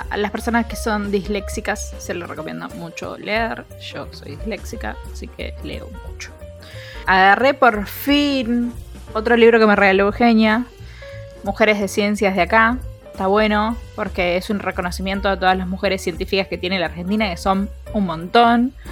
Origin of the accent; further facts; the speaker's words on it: Mexico; Soy mexicano, se nos va a costar un toque coordinar los horarios